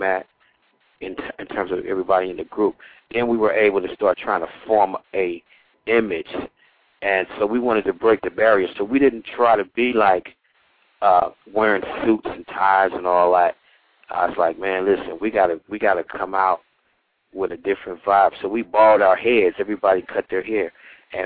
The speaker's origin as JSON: {"language": "English", "town": "Cincinnati", "region": "Ohio", "country": "United States", "also_born_or_lived": "Philadelphia", "moved": "yes", "said": "I'm originally from Cincinnati, Ohio"}